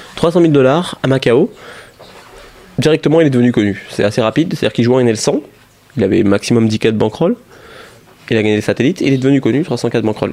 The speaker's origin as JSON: {"language": "French", "country": "France", "said": "en France, on est français"}